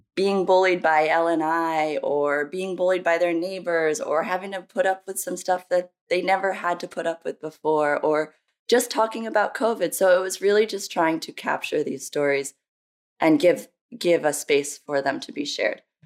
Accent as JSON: {"language": "English", "region": "New Jersey", "country": "United States", "tie": "born or raised there", "also_born_or_lived": "Brazil / Oregon / California", "moved": "yes", "lives_now": "Philadelphia, United States", "said": "I came to the United States when I was very young with my mom and my brother. I'm raised by a single mom in New Jersey"}